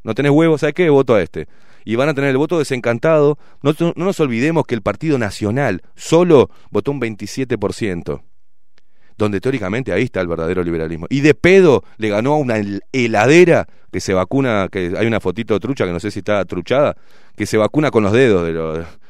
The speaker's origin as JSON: {"language": "Spanish", "country": "Uruguay", "said": "Somos uruguayos"}